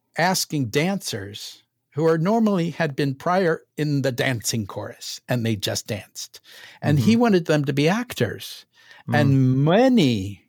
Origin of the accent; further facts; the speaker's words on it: St. Louis, Missouri, United States; I'm from St. Louis